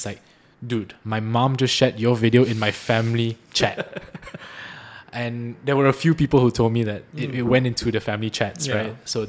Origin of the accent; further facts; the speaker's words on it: Malaysia; moved away as an adult; also born or lived in San Diego, United States / San Francisco, United States; I was just talking about being Malaysian